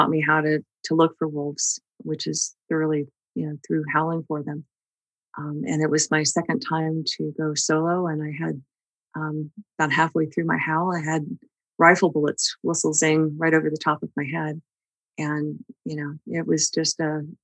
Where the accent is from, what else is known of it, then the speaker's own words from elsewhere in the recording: Idaho, United States; also born or lived in Texas; I grew up in Idaho as well, and when I came back to Idaho in my early 20s